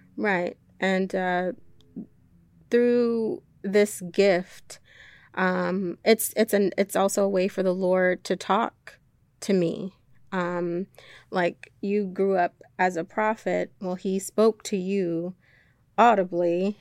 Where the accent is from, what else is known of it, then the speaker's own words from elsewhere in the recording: Jamaica; moved away; as a child, um, I was born in Jamaica.